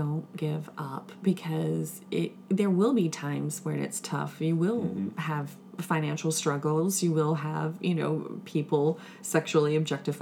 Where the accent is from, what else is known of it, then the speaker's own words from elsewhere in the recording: Winston-Salem, North Carolina, United States; I'm from Winston-Salem, North Carolina